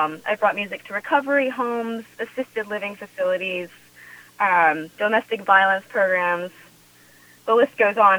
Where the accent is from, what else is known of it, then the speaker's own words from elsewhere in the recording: Pomfret, Connecticut, United States; my experience of growing up in Connecticut. I was born and raised in the state.